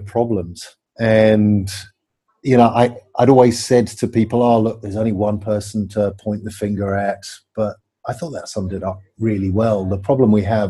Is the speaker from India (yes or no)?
no; England, United Kingdom; I'm English